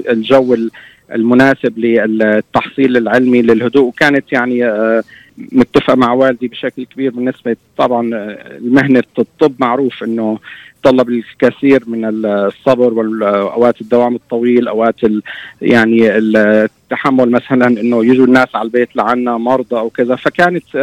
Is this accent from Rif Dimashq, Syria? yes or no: no; Homs Governorate, Syria; كنا بتذكر لما نطلع على القرية على قريتنا غرب حمص